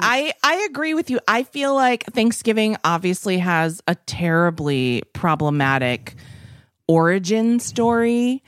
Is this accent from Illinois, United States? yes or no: no; Massachusetts, United States; Ashby is also a town near where I grew up in Massachusetts.